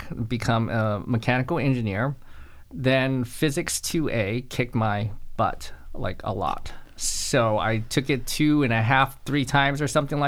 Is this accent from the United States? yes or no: yes; Los Angeles, California, United States; moved away as an adult; now in Augusta, United States; I'm originally from Los Angeles, California, and I've been in Augusta, Georgia for, 8, 9 years now